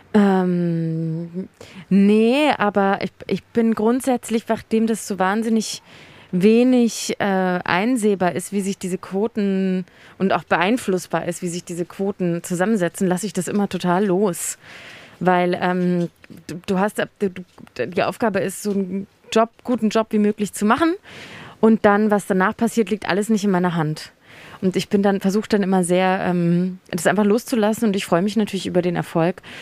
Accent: Munich, Bavaria, Germany; ich bin ja in Oberbayern aufgewachsen

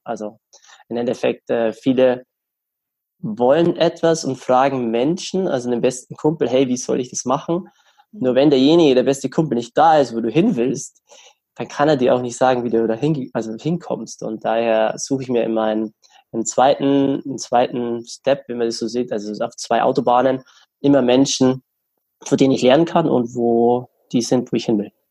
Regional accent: Germany; bei uns in Deutschland

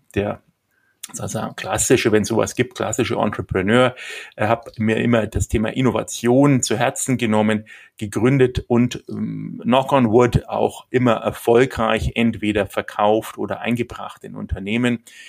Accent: Nuremberg, Bavaria, Germany; ich bin Nürnberger, bin in Nürnberg geboren

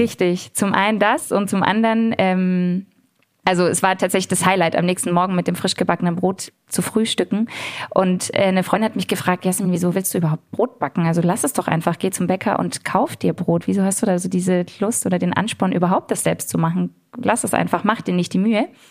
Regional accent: Ludwigsburg, Baden-Württemberg, Germany; also born or lived in Heidelberg; ich bin in Ludwigsburg groß geworden, im Stuttgarter Raum, also selbst auch hier im Schwäbischen sozusagen mhm. groß geworden.

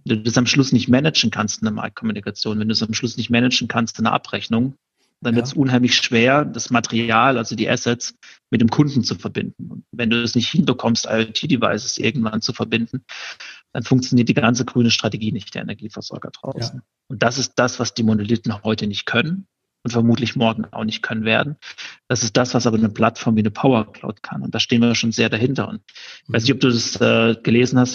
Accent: Baden-Württemberg, Germany; also born or lived in Karlsruhe; Ich bin äh, im Süden von Deutschland groß geworden, da bin ich geboren.

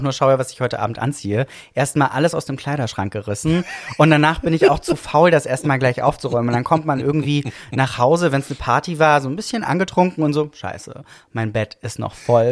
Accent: Villingen-Schwenningen, Baden-Württemberg, Germany; moved away; ich bin geboren im Schwarzwald.

